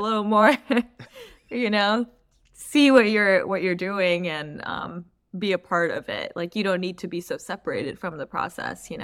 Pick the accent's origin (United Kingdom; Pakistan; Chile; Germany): Pakistan; moved away; also born or lived in Palos Verdes, California; as a Pakistani person, immigrating to a place like Palos Verdes